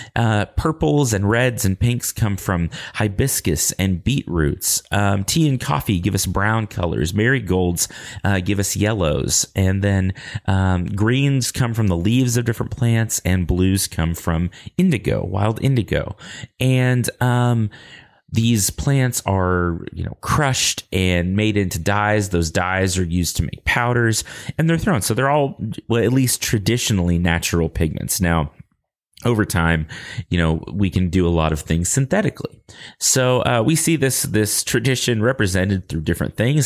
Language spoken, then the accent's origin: English; Lubbock, Texas, United States; accent: Texas drawl; I grew up in Lubbock, America. And so sometimes I talk with a Texas drawl